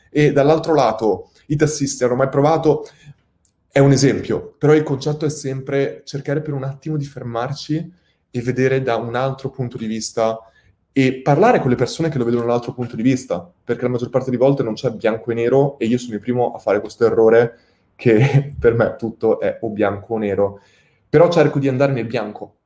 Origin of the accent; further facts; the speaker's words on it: Italy; siamo il popolo italiani